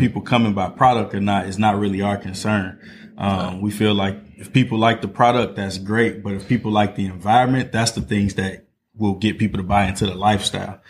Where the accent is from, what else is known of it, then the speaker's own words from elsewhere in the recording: Northwest Indiana, United States; moved away as an adult; now in Indianapolis, United States; I'm from Northwest Indiana. Um, so, grew up in East Chicago, Maryville, Gary area.